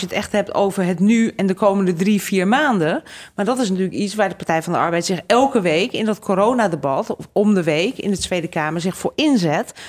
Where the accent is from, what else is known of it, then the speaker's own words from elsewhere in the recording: Utrecht, Netherlands; also born or lived in Hungary / Groningen / Brussels; en toen ik één was naar Nederland gekomen, in Utrecht opgegroeid